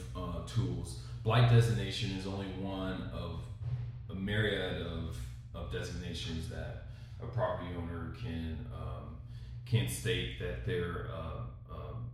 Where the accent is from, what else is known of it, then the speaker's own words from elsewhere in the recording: Kansas City, Missouri, United States; I grew up in Kansas City when folks left downtown